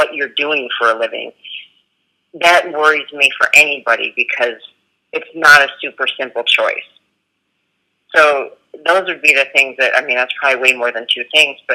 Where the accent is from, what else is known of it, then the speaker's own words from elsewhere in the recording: United States; I'm from America and I'm in a whole other country